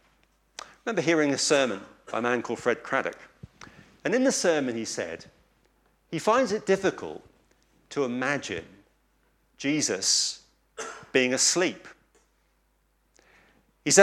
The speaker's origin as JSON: {"language": "English", "area": "East Anglia", "region": "East of England", "country": "United Kingdom", "said": "I come from East Anglia, and we have a saying in Lowestoft on the coast"}